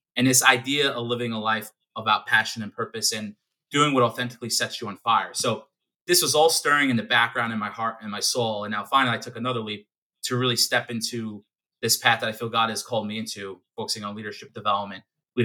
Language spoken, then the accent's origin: English; New York City, New York, United States; born or raised there; also born or lived in Pennsylvania